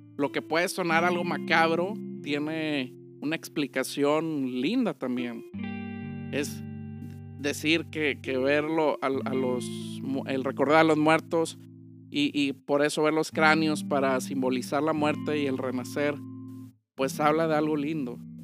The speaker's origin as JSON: {"language": "Spanish", "country": "Mexico", "said": "para nosotros los mexicanos"}